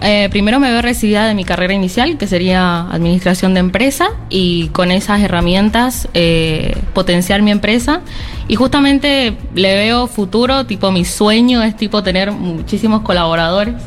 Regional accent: San Juan, Argentina; Sí, soy de la provincia de San Juan, nos vinimos y estamos muy contentos de estar acá.

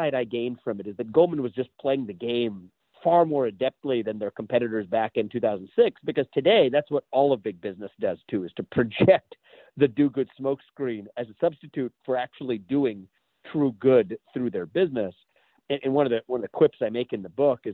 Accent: Southwest Ohio, United States; I grew up in Southwest Ohio

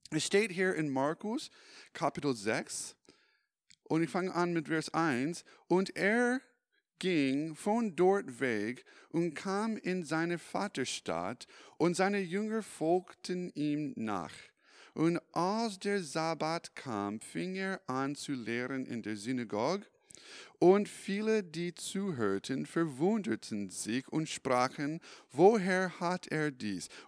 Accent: California, United States; German is a second language; now in Europe; Ich komme ursprünglich aus den USA. Vielleicht hast du das in meiner in meine Akzent bemerkt und nämlich Kalifornien ich komme aus Kalifornien. Ich bin in 2011 äh, nach äh, Europa gezogen.

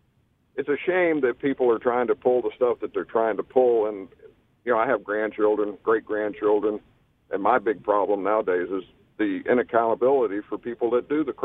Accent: United States; I'm just an American voicing an opinion.

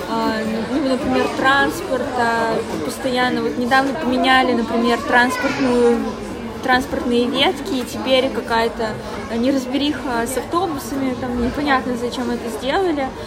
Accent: Sergiyev Posad, Moscow Oblast, Russia; А, я из Подмосковья, я живу в городе Сергиев Посад.

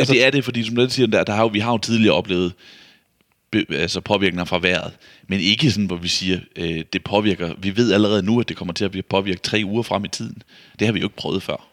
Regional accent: Vejle, Southern Denmark, Denmark; Vejle, som er jo der, hvor jeg kommer fra

